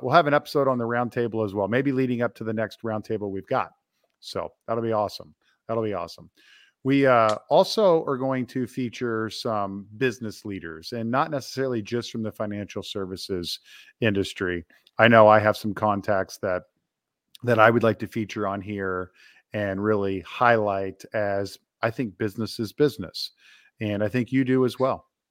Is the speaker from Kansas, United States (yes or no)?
yes; Topeka, Kansas, United States; I grew up in Topeka, Kansas, where we both reside today.